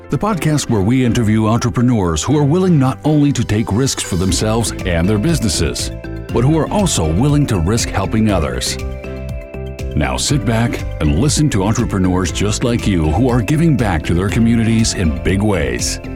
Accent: Hawaii, United States; also born or lived in military bases across the US; now in Texas, United States; father was in the military, so grew up um, on military bases across the US. Um, spent most of my childhood growing up in Hawaii, and then um, yeah relocated so i'm based out of texas now

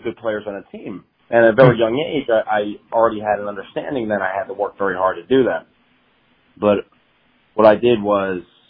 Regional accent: Franklin Lakes, New Jersey, United States; also born or lived in North Haledon, New Jersey; I grew up in a small town in Jersey called North Haven, but spent most of my time in the neighboring town, which is Franklin Lakes

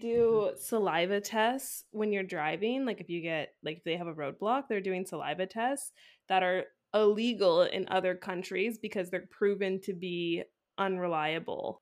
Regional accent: Vancouver, British Columbia, Canada; now in France; I'm from Vancouver

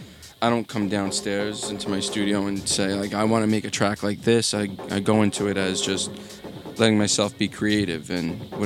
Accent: New York, United States; now in New Jersey, United States; I'm originally from New York, and now I live in New Jersey

